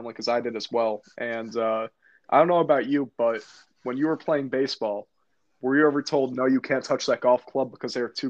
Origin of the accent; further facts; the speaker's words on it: Morris County, New Jersey, United States; I grew up in Morris County.